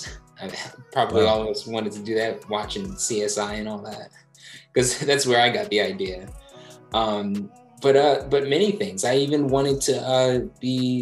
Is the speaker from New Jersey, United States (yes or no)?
yes; Southampton, New Jersey, United States; moved away as an adult; also born or lived in Willingboro, New Jersey / New York; now in San Francisco, United States; I grew up in a town a little further away from Philly, Southampton, New Jersey